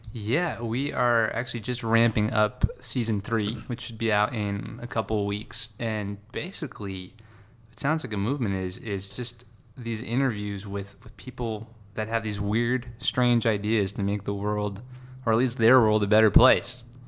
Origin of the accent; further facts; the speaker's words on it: Long Island, New York, United States; moved away as an adult; also born or lived in California; I loved growing up in New York.